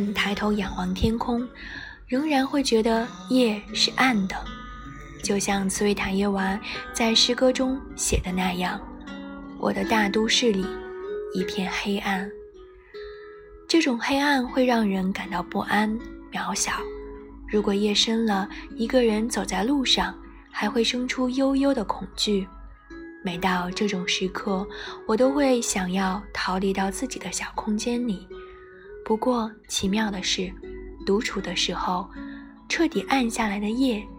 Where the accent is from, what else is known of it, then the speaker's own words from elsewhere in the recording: North China, China; 作为一个北方人，最容易给深圳挂上的标签便是南方。